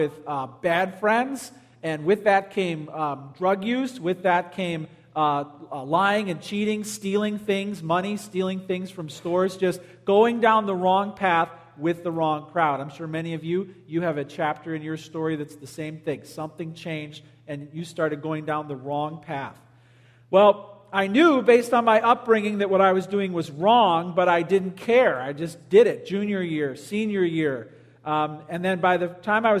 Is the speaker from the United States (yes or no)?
yes; Palos, Illinois, United States; I grew up in Palos, went to Stagg High School.